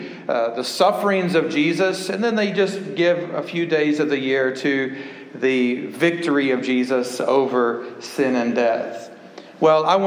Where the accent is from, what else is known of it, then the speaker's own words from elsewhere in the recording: Dallas, Texas, United States; I was born in Dallas, Texas in 1970, and I was born in Presbyterian Hospital